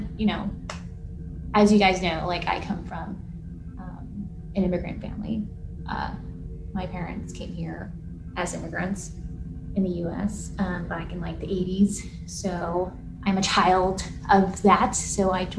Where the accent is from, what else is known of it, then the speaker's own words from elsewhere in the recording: Los Angeles, California, United States; I grew up in two parts of LA. So I grew up like in the West Side for most part of my childhood